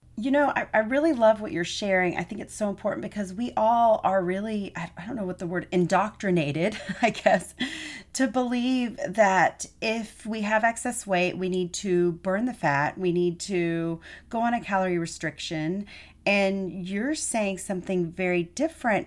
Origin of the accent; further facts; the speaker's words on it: Texas, United States; I'm a Texan